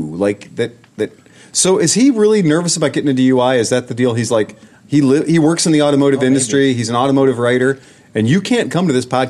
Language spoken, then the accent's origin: English; Scotland, United Kingdom; I'm Scottish